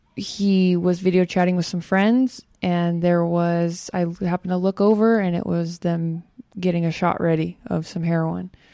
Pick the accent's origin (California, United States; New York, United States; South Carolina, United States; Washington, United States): California, United States; Bakersfield; I'm from Bakersfield, and out there it's very well known to do lots of drugs, especially at that age